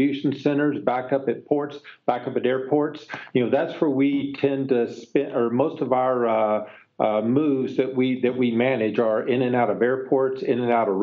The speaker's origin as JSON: {"language": "English", "region": "Texas", "country": "United States", "tie": "born or raised there", "moved": "yes", "lives_now": "Pleasanton, United States", "said": "Pleasanton, California, although I grew up in Texas, so I'm a native Texan."}